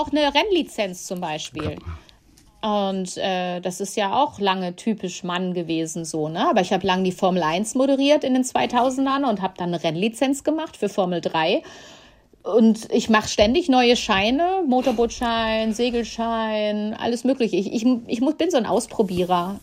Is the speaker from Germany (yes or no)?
yes; Ahlen, North Rhine-Westphalia, Germany; moved away; in meiner alten Heimat im Münsterland